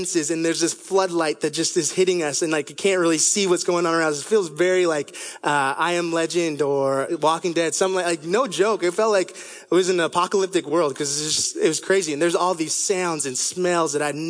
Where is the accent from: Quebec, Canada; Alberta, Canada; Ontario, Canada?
Ontario, Canada; Toronto; moved away; I was 3 years old, and I grew up in Toronto, Canada.